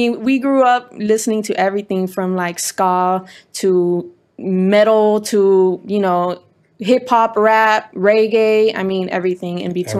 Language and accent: English; Culver City, California, United States; Born and raised in Culver City.